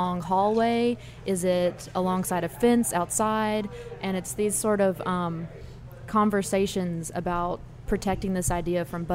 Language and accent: English; Nashville, Tennessee, United States; moved away; also born or lived in Los Angeles; I come from a family of songwriters growing up in Nashville